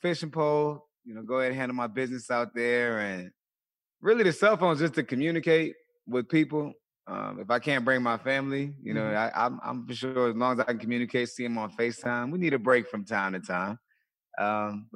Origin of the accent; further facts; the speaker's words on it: Colonial Beach, Virginia, United States; I grew up in a small town in Virginia, a small town called Colonial Beach, Virginia